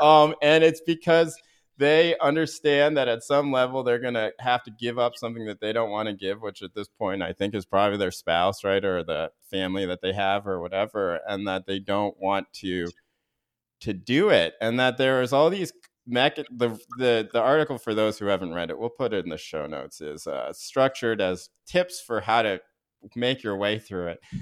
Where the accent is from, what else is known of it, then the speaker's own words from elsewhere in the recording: North Carolina, United States; I grew up in North Carolina, but in a very progressive town within North Carolina